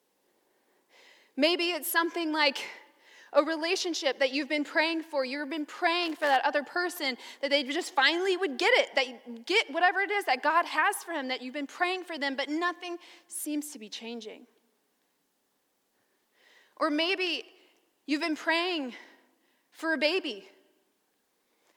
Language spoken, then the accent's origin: English; the South, United States; I'm from the South, and we grew up mainly here